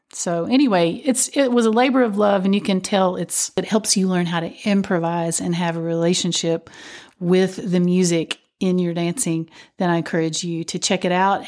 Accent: Whitesburg, Kentucky, United States; When I was growing up, there was a lot of dance, uh, still going on in my hometown of Whitesburg, Kentucky.

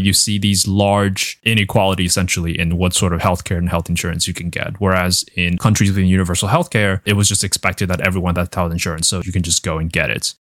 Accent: Taiwan; now in United States; growing up in Taiwan with universal healthcare and you can imagine the culture shock when I moved here

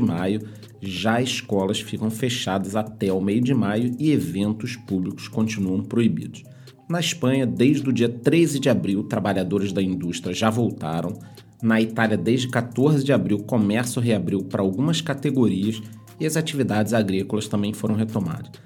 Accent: Brazil; somos brasileiros

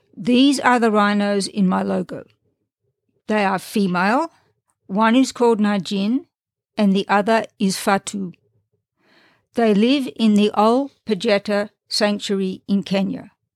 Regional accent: Australia; moved away as an adult; also born or lived in Europe; now in United States; I was born and raised in Australia

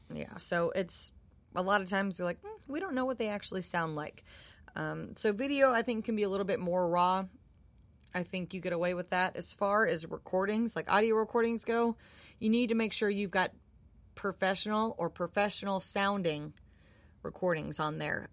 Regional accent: Minneapolis, Minnesota, United States; moved away; I'm from Minneapolis, and I was eighteen years old.

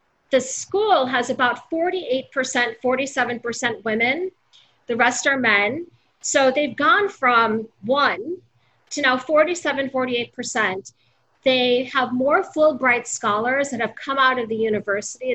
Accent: United States

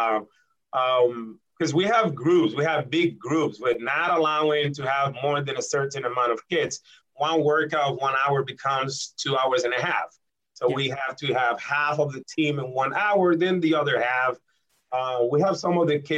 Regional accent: Puerto Rico; moved away as an adult; now in Connecticut, United States; I'm from Puerto Rico. I was born and raised in Puerto Rico, educated in Puerto Rico, the University of Puerto Rico, in the Rio Piedras Recinto

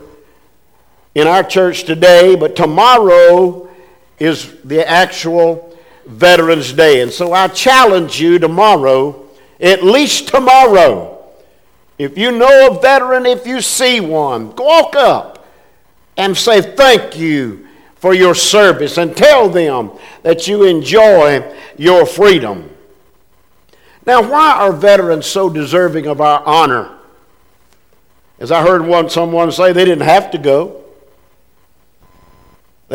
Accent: United States; I was born in America. I could have been born overseas, but I was born in America

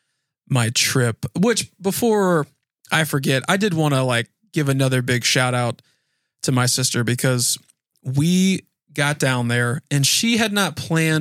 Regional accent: Naples, Florida, United States; I'm from Naples

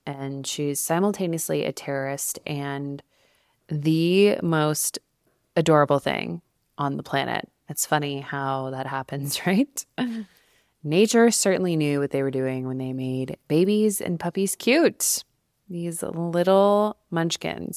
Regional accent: Albuquerque, New Mexico, United States; also born or lived in New York City; now in Denver, United States; back in my hometown in Albuquerque, New Mexico

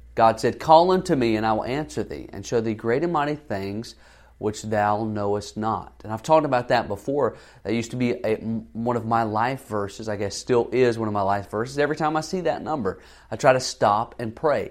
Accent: the South, United States; I grew up in the South

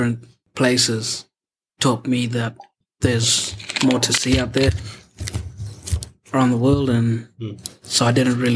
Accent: the Kimberley, Western Australia, Australia; also born or lived in Wongutha; now in Esperance, Australia; I come from the Kimberleys.

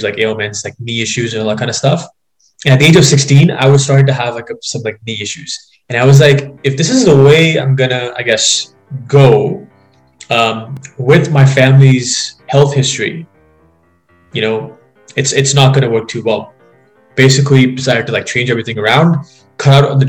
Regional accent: Dubai, United Arab Emirates; moved away as an adult; now in London, Canada; basically was born and brought up in Dubai, actually. My family's still over there, and I lived there for the first 18 years of my life before being in Canada for the last 4 years.

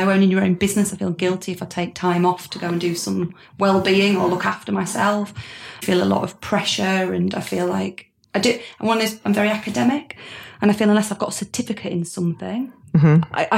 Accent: Harrogate, Yorkshire and the Humber, United Kingdom; also born or lived in Manchester; So I came back from Manchester, back to Harrogate, which is where I'm from

